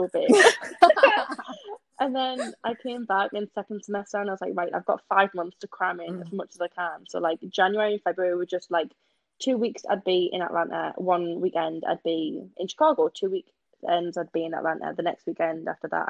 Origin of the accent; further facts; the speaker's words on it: Gateshead, North East England, United Kingdom; I'm from, but I always say Newcastle, but it's Gateshead.